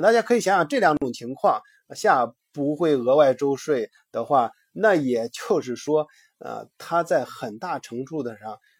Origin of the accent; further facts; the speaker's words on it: China; 我们中国人想，比较接受的一个想法